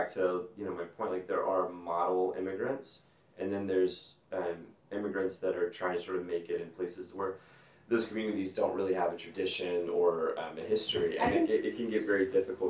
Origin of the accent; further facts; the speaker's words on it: Alexandria, Louisiana, United States; So I grew up just outside of Alexandria